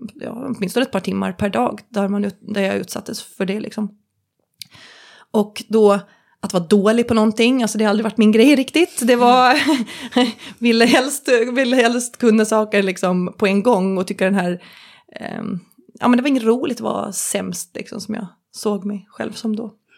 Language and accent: Swedish; Visby, Gotland, Sweden; moved away as an adult; på min hemort, Gotland, Visby, bodde jag då